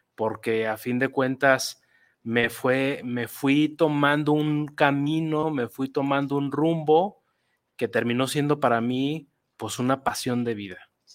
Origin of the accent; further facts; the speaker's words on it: Guadalajara, Jalisco, Mexico; yo soy tapatío, nací aquí en Guadalajara hace casi 42 años